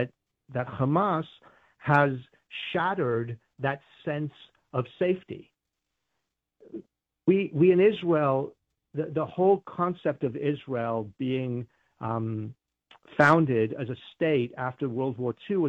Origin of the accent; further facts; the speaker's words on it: United Kingdom; now in United States; I grew up in Great Britain